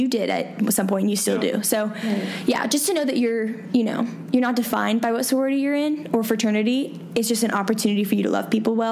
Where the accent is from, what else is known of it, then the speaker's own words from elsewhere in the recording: Atlanta, Georgia, United States; I grew up in Atlanta. I mean, suburban life, 100%